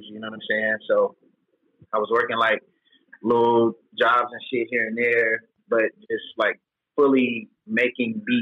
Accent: Memphis, Tennessee, United States; I was from Memphis

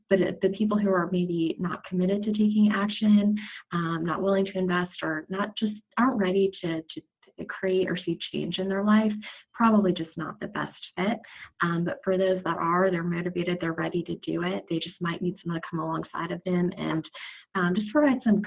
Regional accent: Naples, Florida, United States; now in Charlotte, United States; I was raised in Naples, Florida

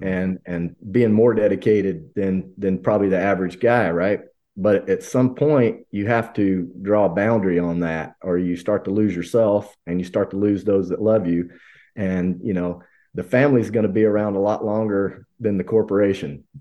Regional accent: Hamilton, Alabama, United States; moved away; I grew up in one spot. We grew up in Hamilton, Alabama

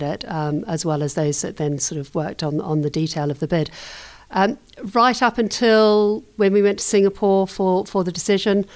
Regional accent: New Zealand; also born or lived in London; now in United Kingdom; I grew up in New Zealand

